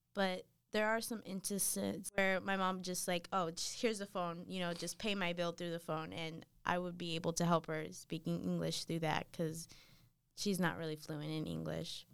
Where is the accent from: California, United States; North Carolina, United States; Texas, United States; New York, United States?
North Carolina, United States; Matthews; I grew up in Matthews, North Carolina